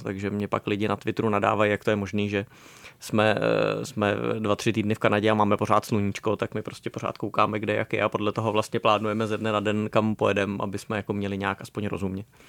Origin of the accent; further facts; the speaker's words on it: Bohemia, Czechia; u nás v Čechách